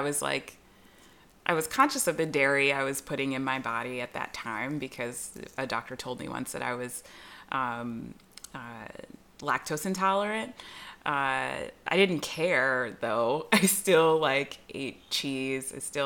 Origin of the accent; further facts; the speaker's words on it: Southern California, United States; where I grew up, regionally, Southern California